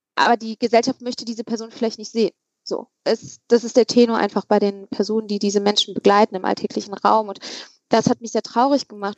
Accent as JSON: {"language": "German", "town": "Übach-Palenberg", "region": "North Rhine-Westphalia", "country": "Germany", "tie": "born or raised there", "said": "da bin ich in Scheppensee groß geworden"}